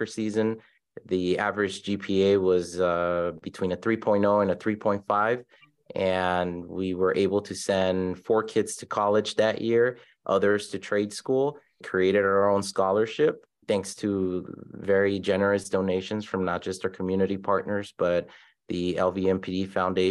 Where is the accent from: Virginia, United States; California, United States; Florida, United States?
California, United States; Los Angeles; moved away as an adult; now in Las Vegas, United States; I grew up in South Central Los Angeles